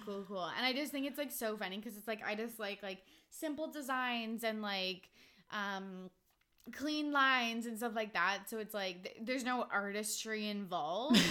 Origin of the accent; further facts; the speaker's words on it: Vancouver, British Columbia, Canada; where are you from? I'm like, oh, Vancouver.